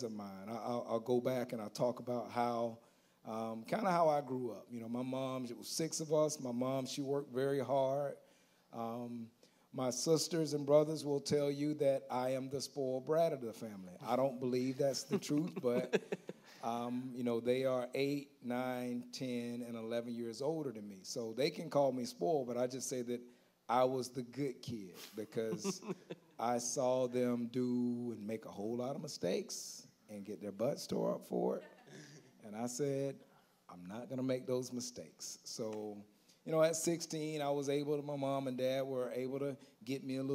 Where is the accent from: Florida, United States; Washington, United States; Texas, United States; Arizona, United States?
Florida, United States; Auburndale; also born or lived in Haines City, Florida / Bartow, Florida; I am from Auburndale, born and raised